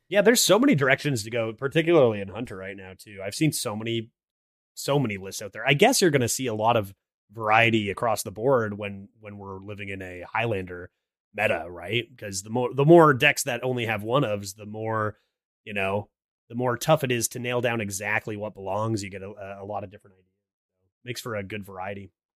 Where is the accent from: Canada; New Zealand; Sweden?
Canada; I am Canadian. I live in Canada.